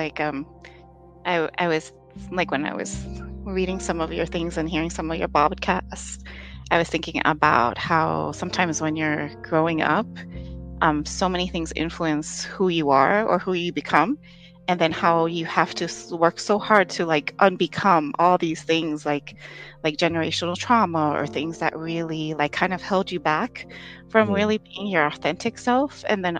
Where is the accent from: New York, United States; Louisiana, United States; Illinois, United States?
Illinois, United States; Chicago; born there; So I was born in Chicago, Illinois.